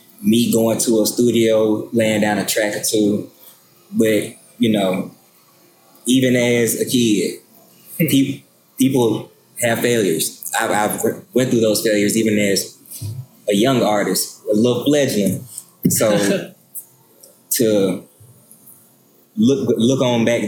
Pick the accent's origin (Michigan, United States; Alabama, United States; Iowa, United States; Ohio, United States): Alabama, United States; Hobson City; I'm from Hobson City, Alabama